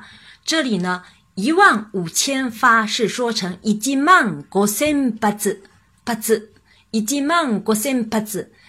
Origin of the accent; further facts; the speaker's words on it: China; 我们中国人因为对汉语非常的熟悉，非常的熟悉